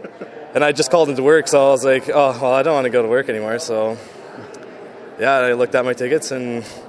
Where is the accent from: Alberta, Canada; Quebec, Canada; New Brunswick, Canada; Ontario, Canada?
Alberta, Canada; Edmonton; I've been born and raised in Edmonton